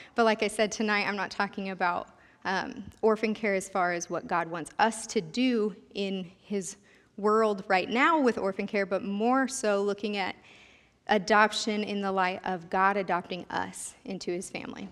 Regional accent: Sterling, United States; also born or lived in K-State; I consider Sterling my hometown. My family moved here when I was starting fifth grade

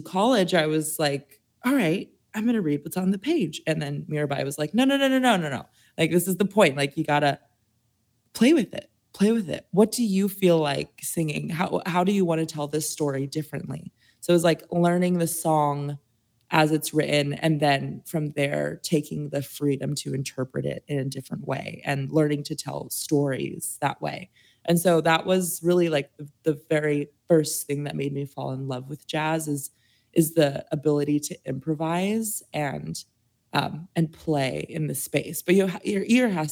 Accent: Las Cruces, New Mexico, United States; also born or lived in Santa Fe, New Mexico; I'm a New Mexico native, so I was born in Las Cruces, which is more south, and Santa Fe is in the north.

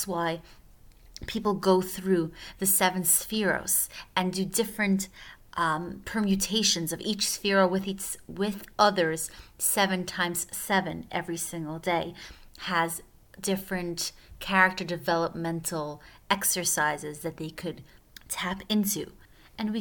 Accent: Switzerland; I'm from Switzerland

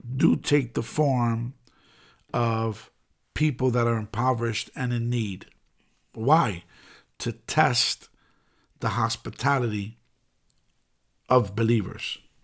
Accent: New York City, New York, United States; I'm born and raised in the Bronx

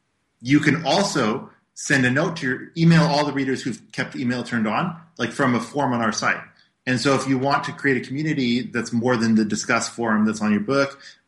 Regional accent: Canada; we're Canadian, right?

